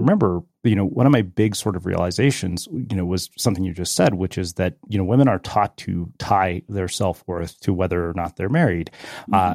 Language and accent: English; Edmonton, Alberta, Canada; growing up in Edmonton